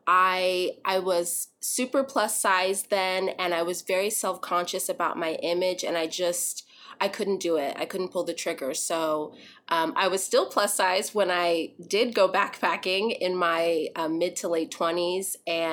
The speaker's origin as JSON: {"language": "English", "region": "Texas", "country": "United States", "tie": "born or raised there", "also_born_or_lived": "Arizona", "said": "I grew up in Texas, primarily as a kid in Arizona, but primarily in Texas."}